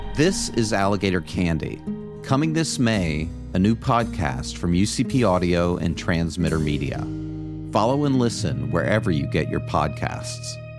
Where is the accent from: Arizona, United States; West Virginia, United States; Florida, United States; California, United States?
Florida, United States; this is my brother John. Growing up in Florida in the early 70s